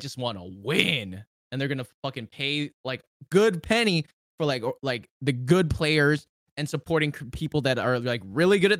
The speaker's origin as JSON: {"language": "English", "country": "Canada", "said": "I'm Canadian."}